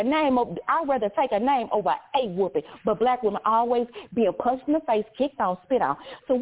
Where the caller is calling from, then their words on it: St. Louis, Missouri, United States; Yeah, because I'm calling from St. Louis, Missouri, you know, so I'm calling from Show Me State.